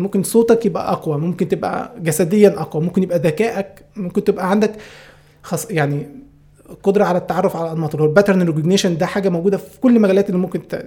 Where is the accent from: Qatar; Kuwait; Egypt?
Egypt; Upper Egypt; now in Cairo, Egypt; انا اساسا على فكره من الصعيد انا مش من القاهره